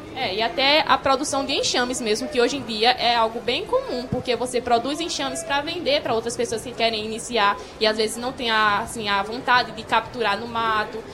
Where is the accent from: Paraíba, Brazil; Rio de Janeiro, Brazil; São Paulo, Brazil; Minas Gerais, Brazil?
Paraíba, Brazil; São José dos Cordeiros; Sou lá da, da cidade de São José dos Cordeiros